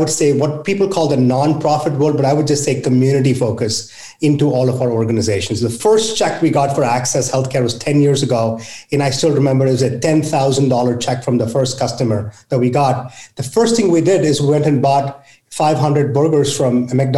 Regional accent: India; now in United States; I grew up in India where poverty was in my face

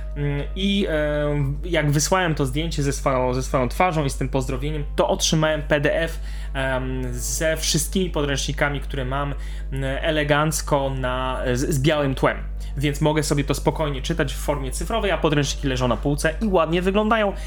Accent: Silesian Voivodeship, Poland; ja ze Śląska

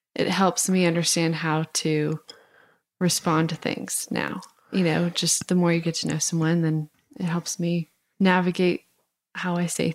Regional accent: Idaho, United States; I grew up obviously in Idaho, and where it was not cool to talk about your faith

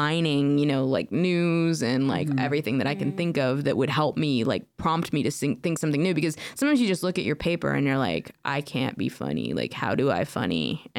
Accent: Alaska, United States; also born or lived in Estonia / Portland / Tacoma; now in Germany; I grew up in Alaska and we didn't have any comedy clubs, we didn't have anything there. I lived in a village

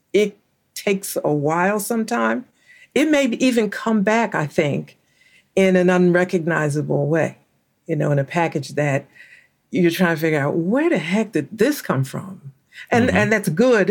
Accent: Philadelphia, Pennsylvania, United States; I used to carry around a bunch of ones because I'm from Philadelphia, and I would carry a pocket full of ones because there were always people that were panhandling in Center City

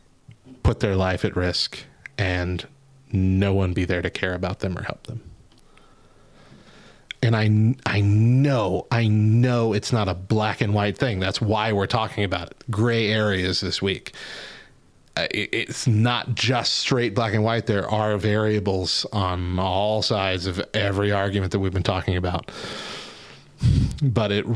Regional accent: Albuquerque, New Mexico, United States; my hometown of Albuquerque

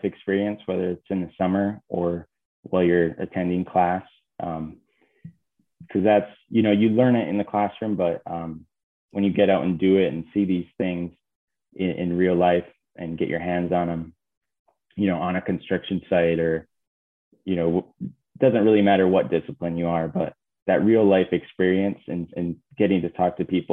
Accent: Iron Mountain, Michigan, United States; growing up in Iron Mountain

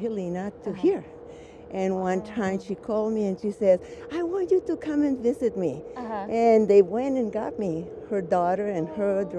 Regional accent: Sinaloa, Mexico; also born or lived in Arizona / Weimar, California; now in United States; was born in Mexico, in the state of Sinaloa, and I grew up there

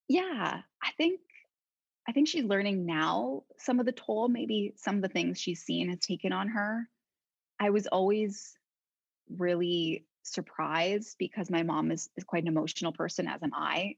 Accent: Toronto, Ontario, Canada; moved away as an adult; now in Paris, France; I was born and born in Toronto, but raised just outside the city in the suburbs

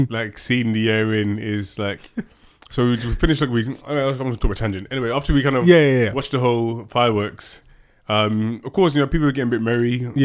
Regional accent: United Kingdom; we're British, mate. We're British, innit?

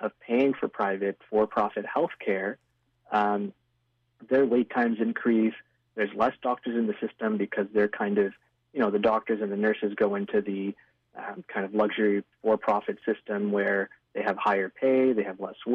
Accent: Ontario, Canada; moved away as an adult; also born or lived in British Columbia; now in Vancouver, Canada; I moved to British Columbia just a year and a half ago, and I was in Ontario, did all my training, grew up in Ontario

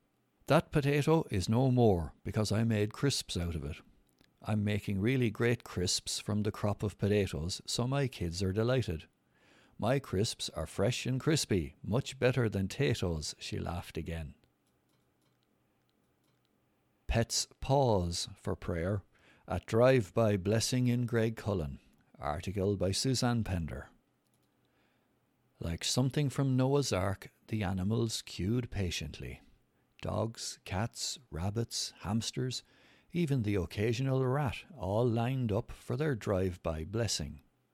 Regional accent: Romania; moved away; I was never into gardening or growing vegetables when I was growing up in Romania, and I was always giving out to my parents for dragging us around gardening places.

